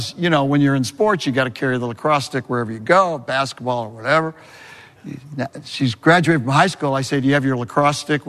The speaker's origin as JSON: {"language": "English", "region": "California", "country": "United States", "also_born_or_lived": "New England", "moved": "as an adult", "said": "I'm from California"}